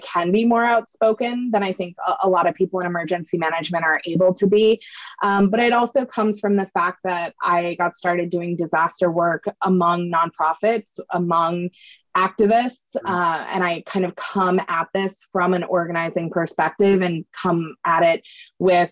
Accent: Maine, United States; I grew up in Maine on the East Coast of the U.S.

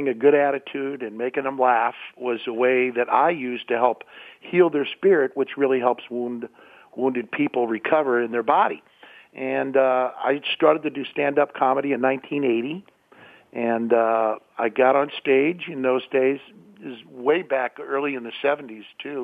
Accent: St. Louis, Missouri, United States; moved away; also born or lived in Pittsburgh, Pennsylvania / San Francisco; we moved to St. Louis, Missouri. So I was a Midwesterner and grew up in the Midwest

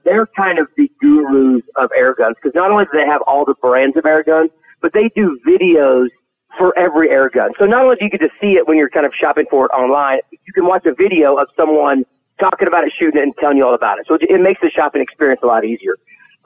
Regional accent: Arkansas, United States; I grew up hunting, I'm from Arkansas

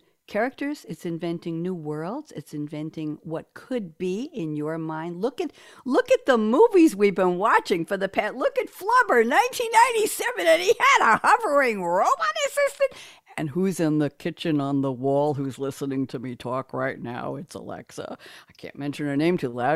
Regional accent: New York, United States; accent: New York; my New York accent

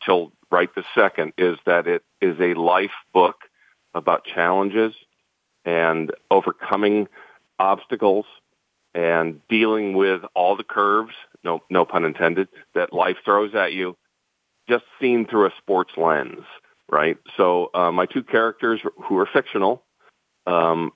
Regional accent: St. Louis, Missouri, United States; I'm born and raised in St. Louis as the son of a Cardinal

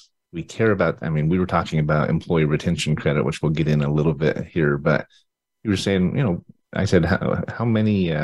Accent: Utah, United States; I'm from Utah

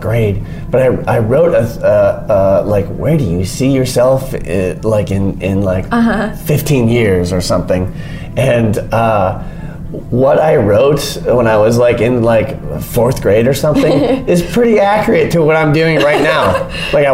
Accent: Minnesota, United States; moved away as an adult; also born or lived in northern Michigan; now in California, United States; I grew up in Minnesota

